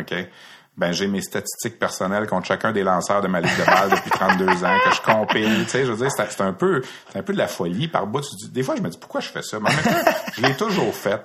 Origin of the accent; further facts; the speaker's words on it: Brossard, Quebec, Canada; also born or lived in Montreal / Repentigny; Je suis un gars de la rive sud de Montréal. Je suis un gars de Brossard, fondamentalement. J'ai fait mon école secondaire à Brossard